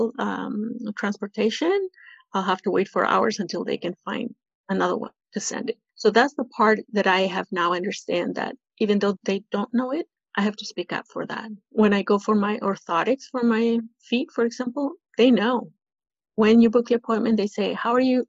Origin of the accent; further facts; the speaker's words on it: Peru; now in Toronto, Canada; I am from Peru.